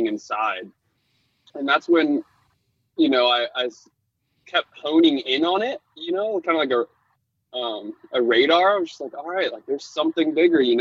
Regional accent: Laguna Beach, California, United States; growing up in Laguna Beach, it's actually kind of like the epicenter of skimboarding

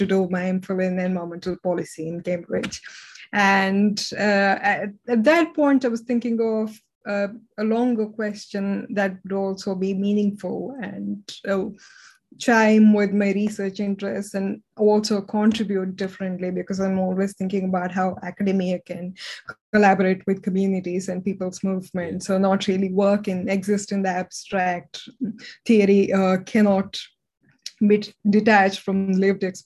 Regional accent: India; moved away; I grew up in India

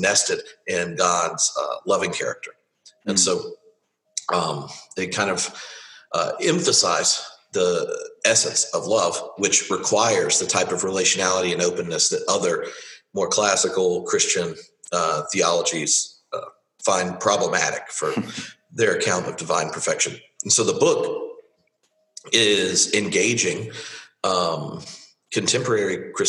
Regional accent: the South, United States; moved away as an adult; now in Edinburgh, United Kingdom; as a rural Baptist growing up in the South

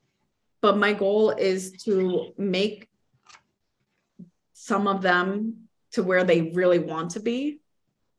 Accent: New York, United States; now in Florida, United States; growing up in New York and now living in Florida

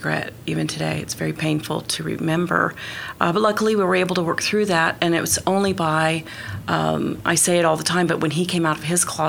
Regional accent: Oklahoma City, Oklahoma, United States; I was born and raised in Oklahoma City. I grew up in the Britton Village area, and I met my husband there.

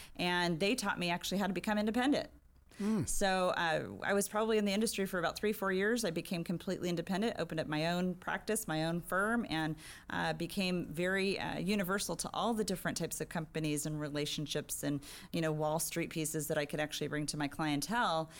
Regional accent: San Diego, California, United States; also born or lived in Riverside, California; when Just I was four years old, uh, family moved down here to San Diego. I've been here ever since

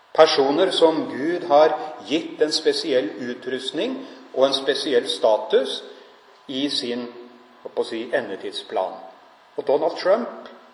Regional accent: Norway; Jeg er nordmann, jeg bor her

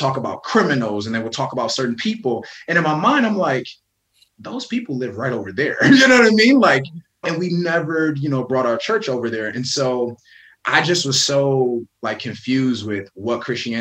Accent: Benton Harbor, Michigan, United States; I'm born and raised in Benton Harbor, Michigan

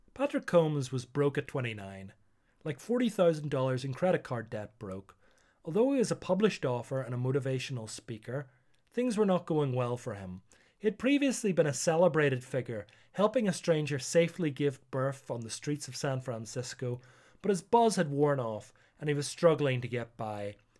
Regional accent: Northern Ireland, United Kingdom; I'm Northern Irish

